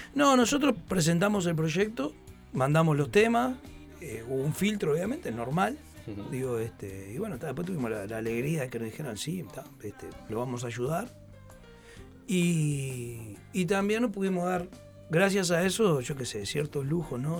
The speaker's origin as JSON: {"language": "Spanish", "region": "Montevideo", "country": "Uruguay", "said": "nosotros los, los montevideanos"}